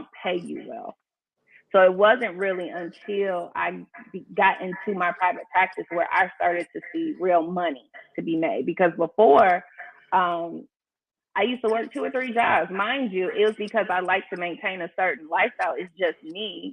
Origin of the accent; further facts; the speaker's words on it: Chicago, Illinois, United States; now in Atlanta, United States; I'm from Chicago